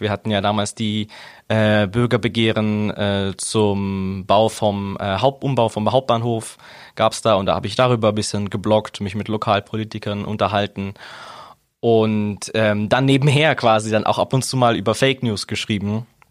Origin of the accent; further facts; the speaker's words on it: Augsburg, Bavaria, Germany; ich bin gebürtiger Augsburger. Ich komme von hier, bin hier aufgewachsen, bin hier zur Schule gegangen